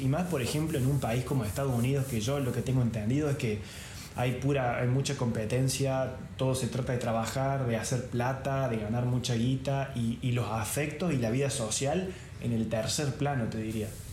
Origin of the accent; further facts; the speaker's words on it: Córdoba, Argentina; moved away as an adult; now in Venice, Italy; los dos somos de Córdoba Capital